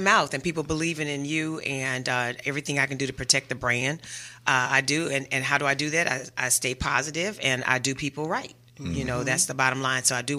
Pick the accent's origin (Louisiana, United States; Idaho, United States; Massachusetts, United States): Louisiana, United States; New Orleans; Girl, I'm from New Orleans.